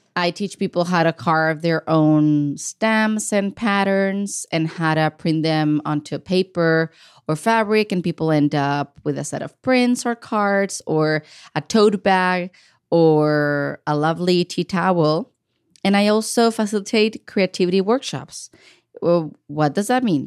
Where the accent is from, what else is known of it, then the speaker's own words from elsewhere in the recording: Ensenada, Baja California, Mexico; moved away as an adult; now in Portland, United States; I grew up in the city of Ensenada, Baja California. That is the border state with the state of California. It's in Mexico. Um, I was born and raised there.